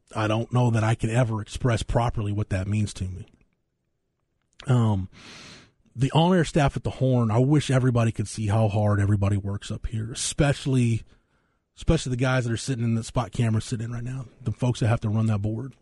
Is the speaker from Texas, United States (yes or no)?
yes; Florence, Texas, United States; my hometown